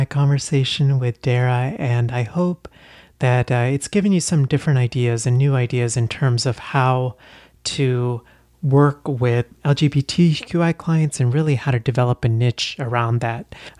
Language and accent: English; India; born there; because I was born in India